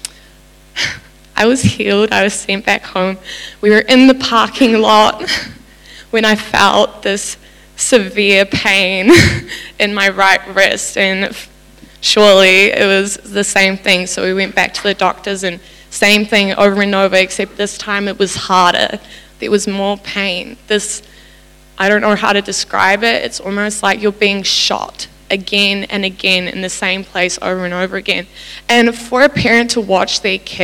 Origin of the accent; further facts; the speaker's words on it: New Zealand; also born or lived in South Africa; my family moved to New Zealand a very, very long time ago